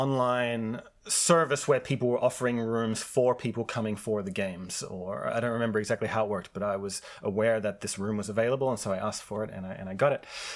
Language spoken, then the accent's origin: English; Australia; growing up in Australia